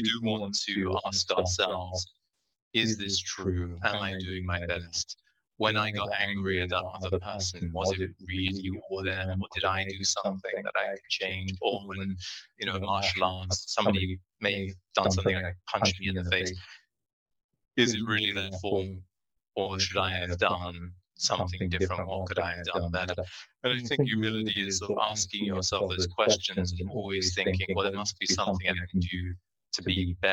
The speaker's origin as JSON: {"language": "English", "region": "England", "country": "United Kingdom", "tie": "born or raised there", "moved": "yes", "said": "I grew up in England"}